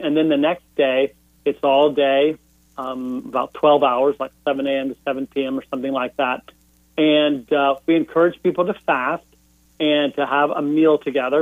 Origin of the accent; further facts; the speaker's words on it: Houston, Texas, United States; moved away as an adult; also born or lived in Northeast United States; growing up in Houston, Texas